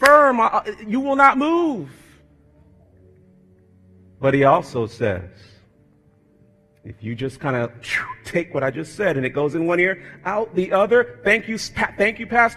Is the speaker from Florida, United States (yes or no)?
yes; South Florida, United States; moved away; growing up in South Florida